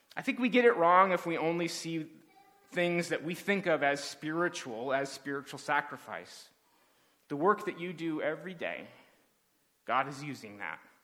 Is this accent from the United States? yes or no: yes; Southern California, United States; as a kid growing up in Southern California